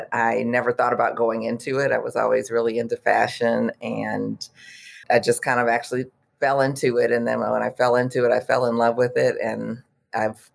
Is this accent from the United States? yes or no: yes; Detroit, Michigan, United States; moved away as an adult; also born or lived in Houston, Texas / Washington, District of Columbia, United States; I'm originally from Detroit, but I was living in the Houston area, going to U of H